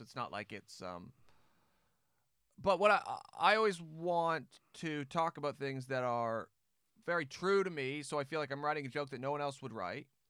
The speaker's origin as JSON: {"language": "English", "country": "Canada", "moved": "as an adult", "lives_now": "England", "said": "I only realize once I left Canada, yeah, I'm very Canadian"}